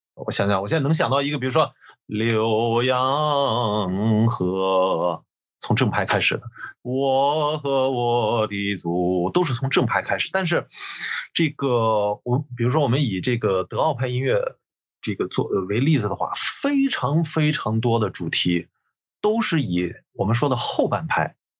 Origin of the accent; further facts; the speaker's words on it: China; 我们中国人说中文